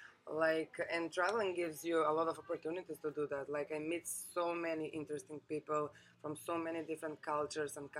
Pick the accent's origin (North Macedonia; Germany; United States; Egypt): North Macedonia; moved away as an adult; also born or lived in Lucca, Italy / London, United Kingdom; I come from Macedonia. It's a small place, not so open-minded so far.